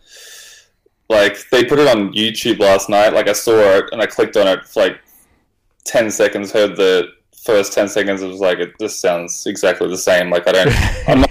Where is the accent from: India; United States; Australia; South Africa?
Australia; I'm from Australia